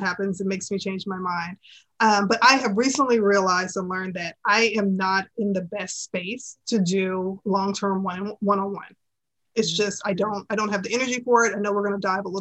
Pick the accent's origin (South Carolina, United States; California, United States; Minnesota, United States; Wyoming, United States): South Carolina, United States; Charleston; born or raised there